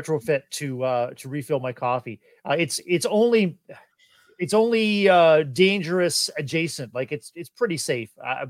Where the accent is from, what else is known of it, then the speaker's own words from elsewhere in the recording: Canada; our own experiences as Canadians